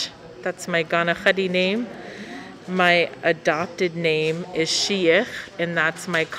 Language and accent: English; Ketchikan, Alaska, United States; also born or lived in Metlakatla, Alaska; I come from both Ketchikan and Metlakatla.